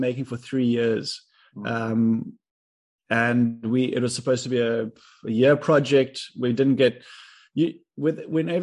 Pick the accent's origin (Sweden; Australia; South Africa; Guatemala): South Africa; Cape Town, Western Cape; I grew up in Cape Town, South Africa